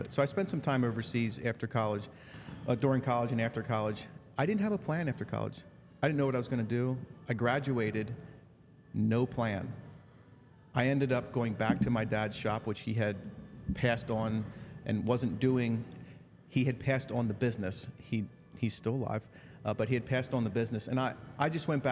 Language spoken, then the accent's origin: English; Lancaster County, Pennsylvania, United States; we grew up in Lancaster County, Mennonite culture